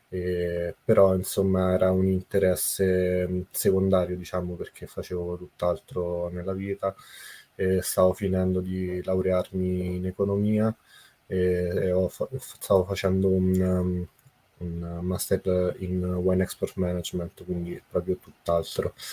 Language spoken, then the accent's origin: Italian; Rome, Lazio, Italy; born there; mi presento … sono nato a Roma 31 anni fa